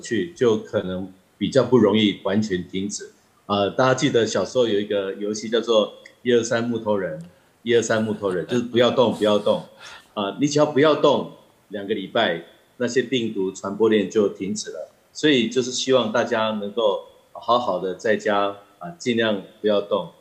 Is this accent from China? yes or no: no; Taiwan; 我们台湾人民的素质很高